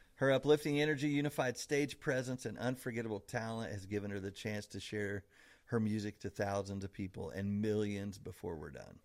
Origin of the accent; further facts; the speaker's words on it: Evansville, Indiana, United States; now in Newburgh, United States; Kenna is a hometown native like me. We're both from Evansville.